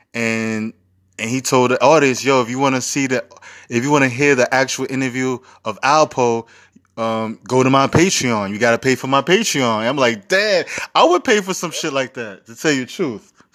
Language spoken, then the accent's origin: English; New York City, New York, United States; I'm from Harlem